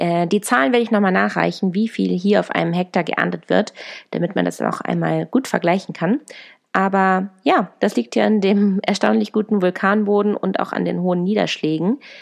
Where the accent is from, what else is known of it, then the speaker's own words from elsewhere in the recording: Germany; moved away as an adult; now in Chile; bei uns zu Hause in Deutschland